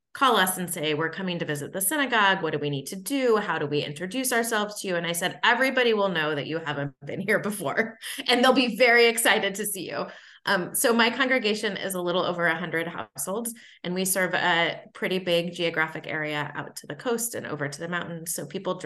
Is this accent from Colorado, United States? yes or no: no; San Diego, California, United States; also born or lived in Ohio / Mississippi / Washington, D.C.; now in Augusta, United States; I grew up in San Diego, California